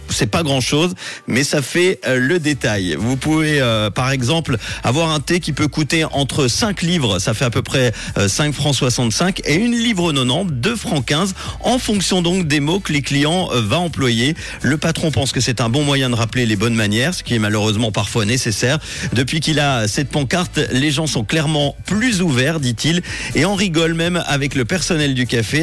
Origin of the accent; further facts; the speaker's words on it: Switzerland; chez nous en Suisse